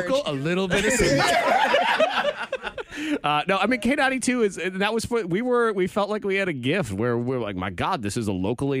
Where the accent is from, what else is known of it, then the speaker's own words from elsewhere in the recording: Massachusetts, United States; moved away as an adult; also born or lived in upstate New York; now in Virginia, United States; I'm from Massachusetts, so New England, Yankee boy